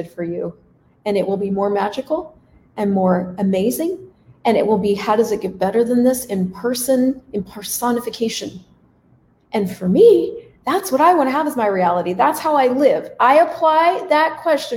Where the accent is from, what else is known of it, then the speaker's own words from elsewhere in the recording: United States; moved away as an adult; also born or lived in Canada; now in Latin America; So as an American, yes, I'm American. I was living in Canada for 12 years, but I'm an American. As an American living in Latin America